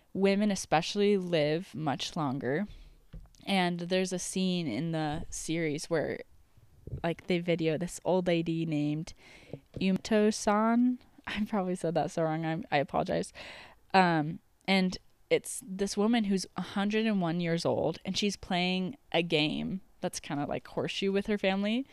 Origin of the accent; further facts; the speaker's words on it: United States; the American that I am